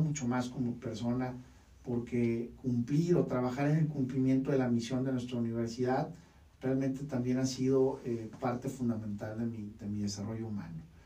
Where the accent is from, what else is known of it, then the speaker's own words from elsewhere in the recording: Mexicali, Baja California, Mexico; moved away as an adult; now in Tijuana, Mexico; Yo nací el 8 de septiembre de 1982 en la ciudad de Mexicali. Actualmente tengo 38 años, de los cuales 20 ya eh, llevo residiendo en la hermosa ciudad de Tijuana, Baja California